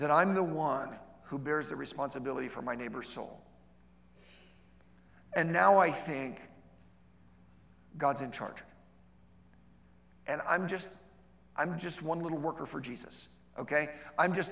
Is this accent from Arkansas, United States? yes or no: no; Ohio, United States; I grew up, okay, I'm from Ohio